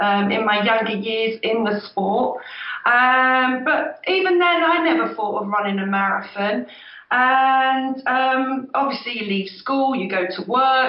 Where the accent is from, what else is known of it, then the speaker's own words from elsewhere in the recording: near Milton Keynes, South East England, United Kingdom; he did the Milton Keynes very first marathon, which is just down the road in my hometown